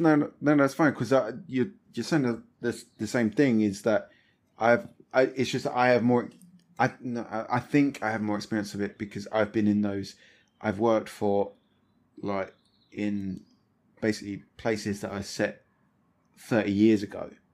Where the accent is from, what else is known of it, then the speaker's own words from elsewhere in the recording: Thamesmead, London, United Kingdom; that's where I grew up